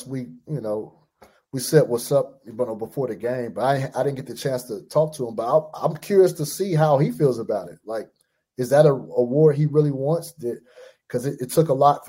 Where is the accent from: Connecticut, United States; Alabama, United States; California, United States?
California, United States; Fresno; moved away as an adult; also born or lived in Portland, Oregon / Cleveland, Ohio; I'm from California, born and raised Fresno, California.